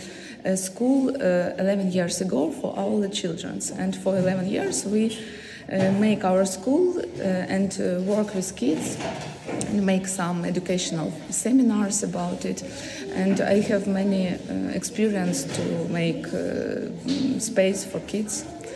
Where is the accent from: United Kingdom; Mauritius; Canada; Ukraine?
Ukraine; Kyiv; English is a second language; moved away as an adult; now in Kraków, Poland; I'm from Kyiv, Ukraine. I came to Poland 2 weeks ago